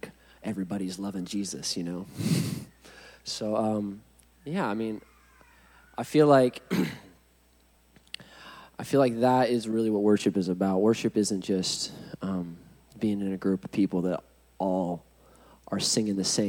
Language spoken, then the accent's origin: English; Huntington Beach, California, United States; I'm from Huntington Beach